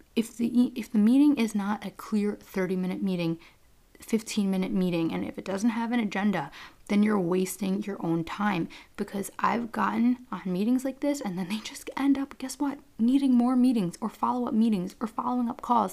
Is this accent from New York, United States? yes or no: yes; New York, United States; I'm from New York